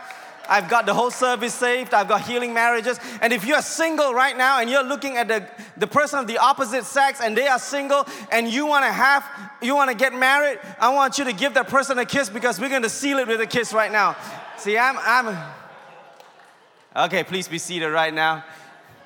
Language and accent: English; India; I'm Indian